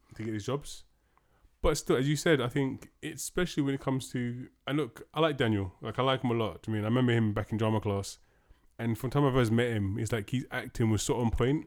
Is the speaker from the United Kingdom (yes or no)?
yes; United Kingdom; we are British